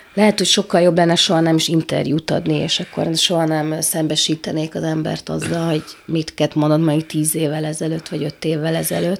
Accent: Subotica, Vojvodina, Serbia; also born or lived in Szeged, Hungary / Bordány, Hungary; Én itt születtem, itt éltem

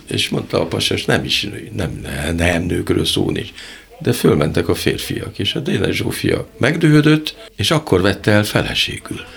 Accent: Hungary; magyarok vagyunk

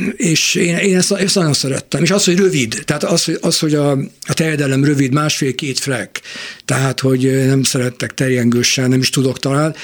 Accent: Budapest, Hungary; Újpestről jöttünk be a Margit-szigeti Tózsas stadionba

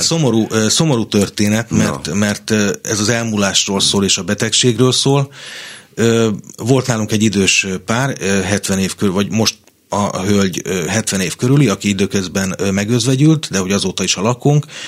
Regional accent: Kondoros, Békés, Hungary; moved away as an adult; now in Budapest, Hungary; Én, én egy Békés megyei kisvárosból származom, Kondorosról

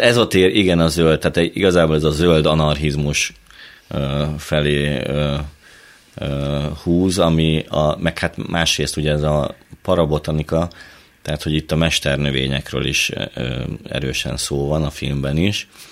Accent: Hajdúnánás, Hajdú-Bihar, Hungary; Én a Hajdúságból, Hajdú Nánásról.

